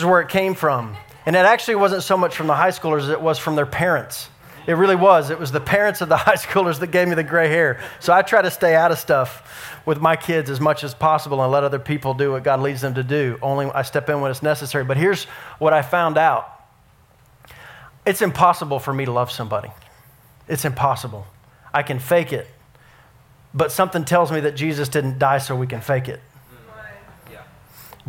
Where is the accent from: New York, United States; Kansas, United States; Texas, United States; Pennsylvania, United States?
Texas, United States; Dallas; I grew up in Dallas and we went to Six Flags